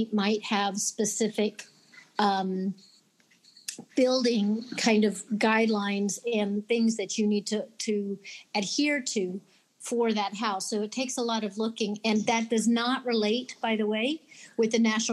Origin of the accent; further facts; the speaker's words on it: Alexandria, Virginia, United States; now in Florida, United States; I grew up in Virginia, so I grew up right outside Old Town Alexandria.